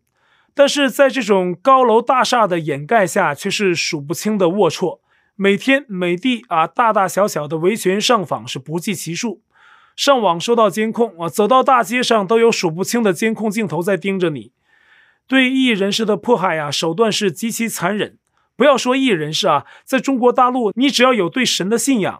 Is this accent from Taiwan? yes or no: yes; northern Taiwan, Taiwan; 我是北部人，这边有些老一辈的朋友亲戚啊都觉得统一好